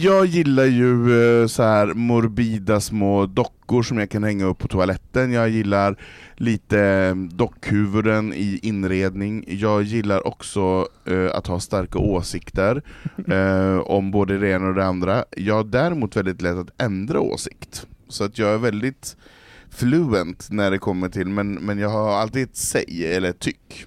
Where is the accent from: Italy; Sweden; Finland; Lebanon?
Sweden; Norrland; Från Norrland, jo, från Marå